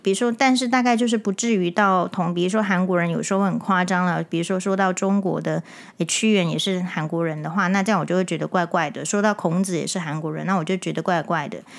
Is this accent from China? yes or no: no; Taiwan; 身为台湾人